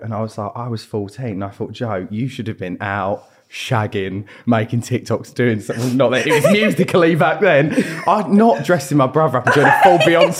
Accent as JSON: {"language": "English", "region": "East of England", "country": "United Kingdom", "said": "We're from Essex."}